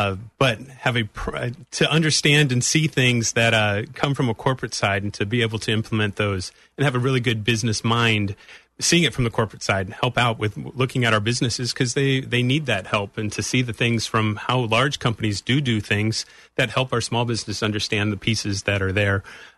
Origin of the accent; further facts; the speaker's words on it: Miami, Florida, United States; I grew up in Miami and was transferred up here in 2006.